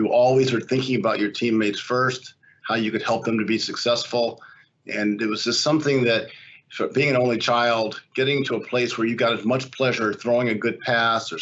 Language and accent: English; Chicago, Illinois, United States; growing up in Hyde Park and being part of the University of Chicago community